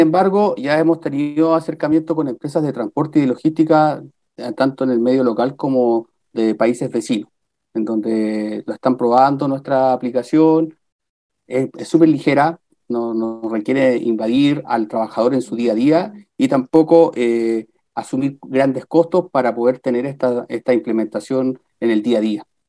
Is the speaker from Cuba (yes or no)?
no; Copiapó, Atacama, Chile; also born or lived in La Serena / Valparaíso / Viña del Mar / Peru; now in Rancagua, Chile; yo soy de La Serena. Estuve un poco tiempo viviendo en La Serena. Después, por temas laborales de mi papá, toda la infancia en Copiapó.